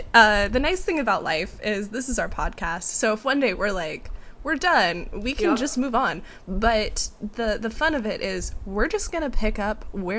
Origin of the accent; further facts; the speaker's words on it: Seattle, Washington, United States; also born or lived in Kentucky; I graduated college and moved back to my hometown of Seattle, Washington.